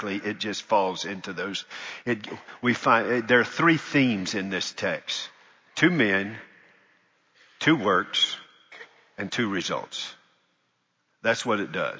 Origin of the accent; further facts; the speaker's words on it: Charlotte, North Carolina, United States; moved away; I really loved being there for 17 years in my hometown. But it was my hometown